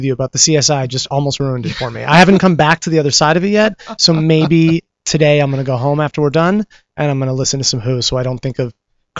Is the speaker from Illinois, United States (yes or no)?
no; Los Angeles, California, United States; also born or lived in New York; I grew up in Los Angeles